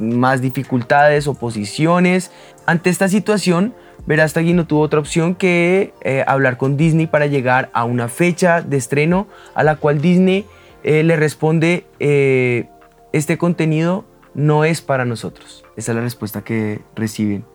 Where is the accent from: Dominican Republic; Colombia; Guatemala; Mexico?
Colombia; nosotros como colombianos